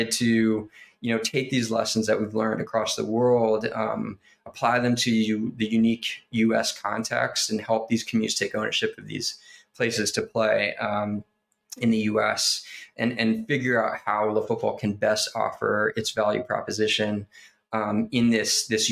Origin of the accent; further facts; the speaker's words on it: United States; I am an American guy, you know, born and raised in this country